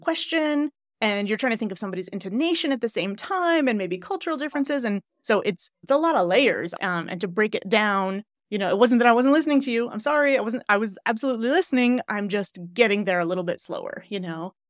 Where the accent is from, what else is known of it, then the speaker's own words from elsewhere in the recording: Glens Falls, New York, United States; moved away; I lived, I don't know if you know Glens Falls. Do you know Queensberry area